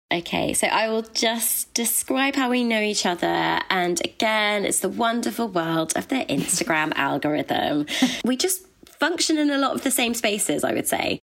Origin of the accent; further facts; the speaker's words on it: Birmingham, West Midlands, United Kingdom; accent: Brummy; moved away; also born or lived in London; I'm from Harborne.